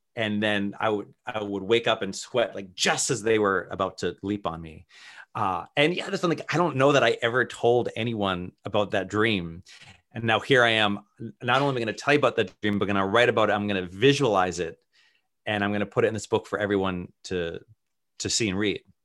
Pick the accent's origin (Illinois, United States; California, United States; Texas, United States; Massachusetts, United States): Massachusetts, United States; Worcester; I grew up in Worcester, Massachusetts, which is very neighborhood-centric.